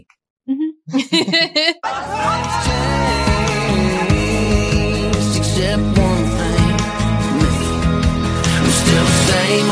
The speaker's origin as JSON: {"language": "English", "town": "Fort Myers", "region": "Florida", "country": "United States", "moved": "as an adult", "said": "I'm originally from Florida, Fort Myers, Florida, small little town."}